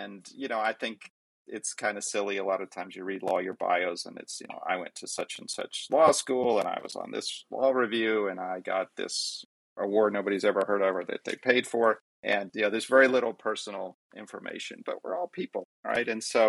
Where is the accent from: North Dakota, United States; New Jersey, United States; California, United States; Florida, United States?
Florida, United States; born there; I was born in Florida, yeah.